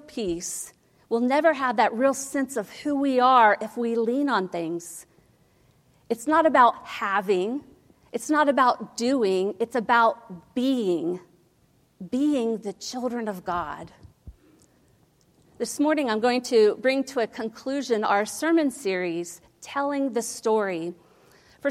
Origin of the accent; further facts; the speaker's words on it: Ohio, United States; I grew up in Ohio.